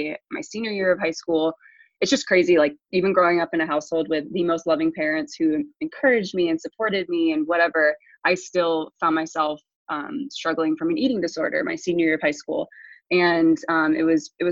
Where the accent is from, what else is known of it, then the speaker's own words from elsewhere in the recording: small town east of Columbus, Ohio, United States; also born or lived in England / Kentucky; I grew up in a really small town about 30 minutes east of Columbus, Ohio